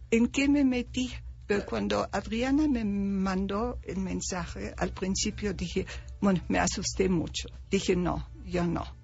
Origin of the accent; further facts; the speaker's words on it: Germany; now in Mexico; Yo soy alemana, 100% alemana.